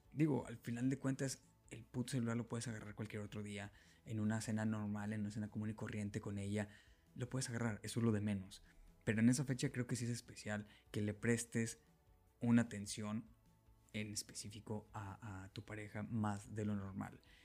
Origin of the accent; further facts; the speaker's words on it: Monterrey, Nuevo León, Mexico; en Nuevo León, exactamente en Monterrey, lo que viene siendo de donde yo soy